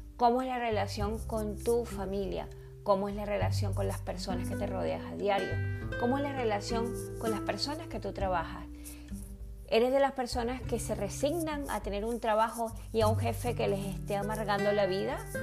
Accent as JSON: {"language": "Spanish", "country": "Venezuela", "tie": "born or raised there", "also_born_or_lived": "Caracas, Venezuela", "said": "Yo nací en Caracas, Venezuela, pero me crié en un pueblo muy pequeñito"}